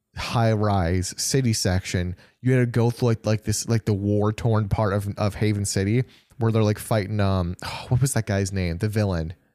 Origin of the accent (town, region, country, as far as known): near Janesville, Wisconsin, United States